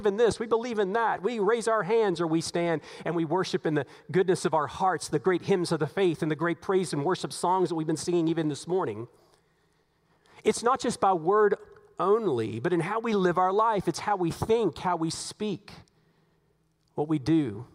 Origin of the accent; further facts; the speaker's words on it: United States; we are American citizens